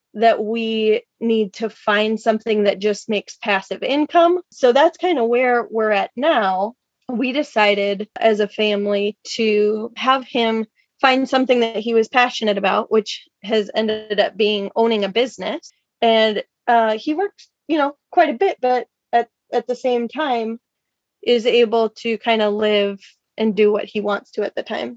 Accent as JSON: {"language": "English", "region": "Minnesota", "country": "United States", "also_born_or_lived": "Washington State", "moved": "as an adult", "said": "We're both from the Midwest originally. Minnesota for me"}